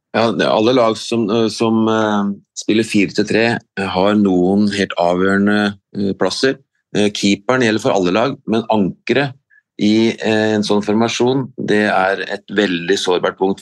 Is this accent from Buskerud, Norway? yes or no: yes; Vikersund, Buskerud, Norway; Jeg er fra Vikersund, og da var det faktisk Mjøndalen vi dro til for å se toppfotball. Jeg var guttunge på 80-tallet